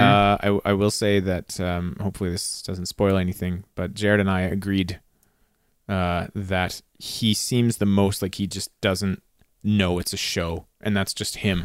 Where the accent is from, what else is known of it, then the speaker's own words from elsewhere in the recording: Canada; We're Canadian